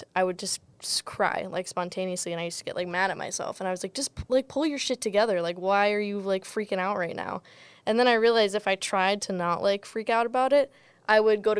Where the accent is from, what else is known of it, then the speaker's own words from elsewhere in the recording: Madison, Wisconsin, United States; moved away as an adult; now in Oregon, United States; when they hear that I'm from Madison